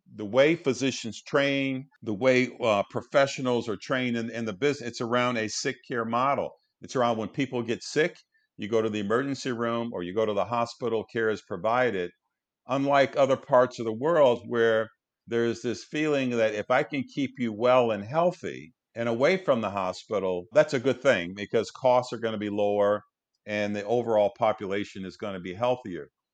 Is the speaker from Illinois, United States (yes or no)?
no; Detroit, Michigan, United States; Grew up in Detroit, uh, went to the Detroit public school system